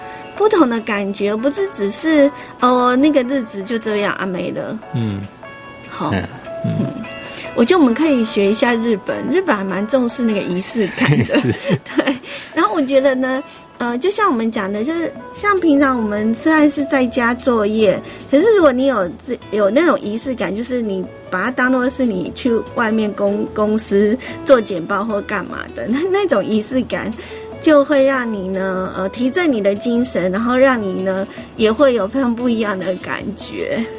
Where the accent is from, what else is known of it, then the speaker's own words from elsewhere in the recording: Yilan County, Taiwan; 我们宜兰老家也都是，就是都会在那个。那个丢点，嗯，又是空地这样子，开始就是拜拜这样子